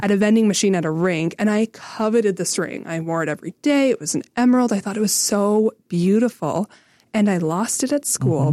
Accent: Renfrew, Ontario, Canada; I grew up in Renfrew

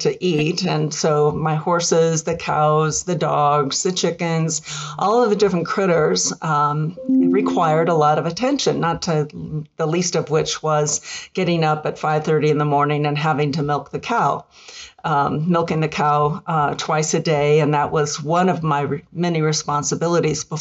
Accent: Paso Robles, California, United States; I grew up on a cattle ranch for most of my childhood through high school. And it was in California

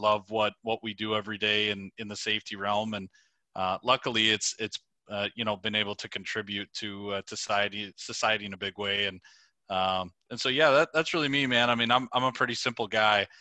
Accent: Prairie Lake, Minnesota, United States; moved away as an adult; now in Winona, United States; I'm originally from a, a, a suburb of the Twin Cities, uh, called Prairie Lake, Minnesota

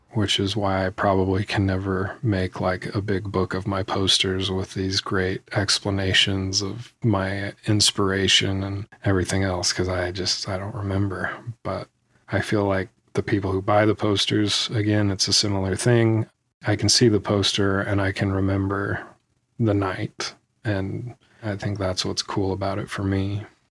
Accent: Salt Lake City, Utah, United States; born or raised there

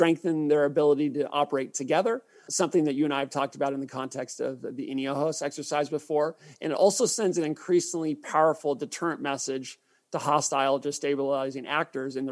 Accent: United States; As an American

